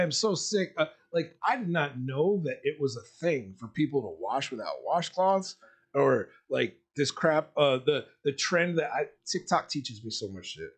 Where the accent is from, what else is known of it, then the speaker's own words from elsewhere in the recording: Miami, Florida, United States; I grew up in South Florida, and dirty ass like Miami